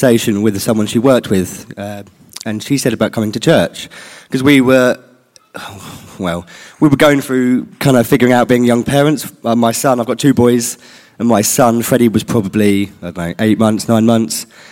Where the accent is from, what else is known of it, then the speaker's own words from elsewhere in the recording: Littlehampton, South East England, United Kingdom; We grew up in Littlehampton in Rustington